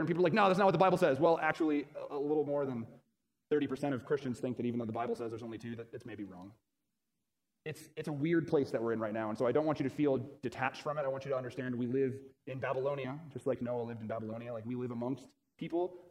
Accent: Florida, United States; I'm from Florida

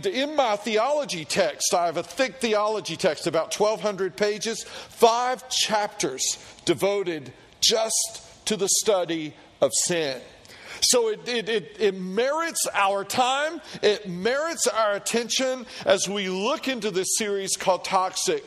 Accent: Tennessee, United States; I grew up in Tennessee, and in Tennessee, all we did with pigs was feed them slop and eat them

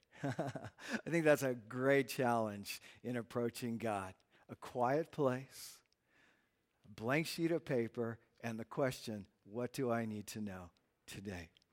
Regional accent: United States; we're American

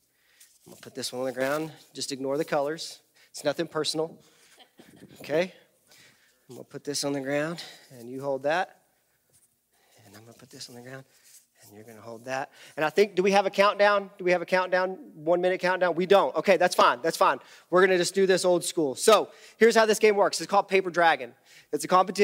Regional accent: Borger, Texas, United States; I grew up in Borger, Texas, First Baptist Church

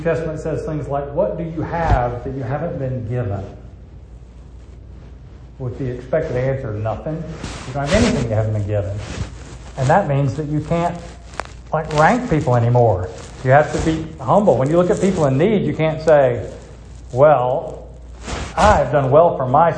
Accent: United States; I'm an American

